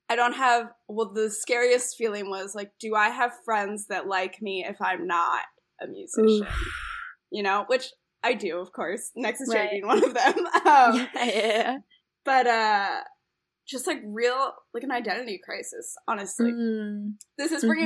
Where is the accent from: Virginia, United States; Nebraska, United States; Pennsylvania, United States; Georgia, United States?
Pennsylvania, United States; Philadelphia; moved away as an adult; now in Chicago, United States; I'm from Philadelphia, so I used to play like on the sidewalk in Philly when I was a kid